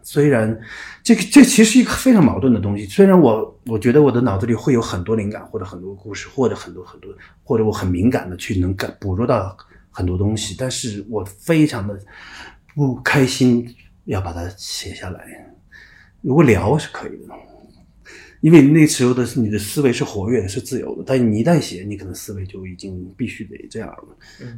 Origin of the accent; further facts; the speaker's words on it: Sichuan, China; also born or lived in Dalian, Liaoning, China; 在大连长大到六岁就回到四川去上学了